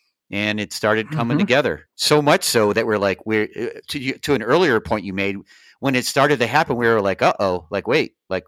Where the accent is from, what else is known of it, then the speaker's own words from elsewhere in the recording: Ohio, United States; I mean, you know, I'm from Ohio, so I have to use this example.